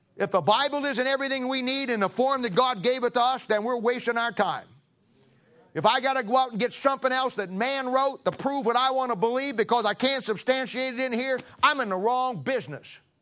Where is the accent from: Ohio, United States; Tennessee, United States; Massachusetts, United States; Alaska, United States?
Ohio, United States; now in Kansas City, United States; I'm originally from Ohio